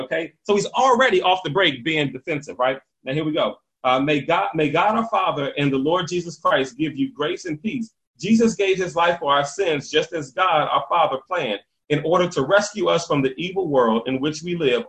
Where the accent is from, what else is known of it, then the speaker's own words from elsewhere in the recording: Washington, District of Columbia, United States; I grew up in Northeast DC